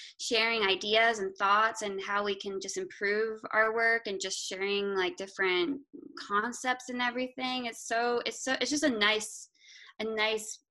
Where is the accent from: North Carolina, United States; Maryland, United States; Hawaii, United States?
Maryland, United States; also born or lived in Savannah, Georgia / Augusta, Georgia; I am an illustrator from Maryland